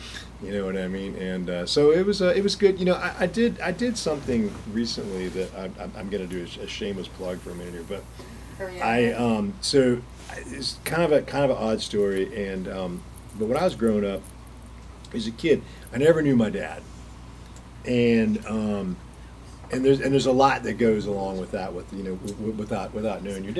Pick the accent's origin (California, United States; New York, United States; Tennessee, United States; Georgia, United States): Georgia, United States; Atlanta; I grew up in Atlanta.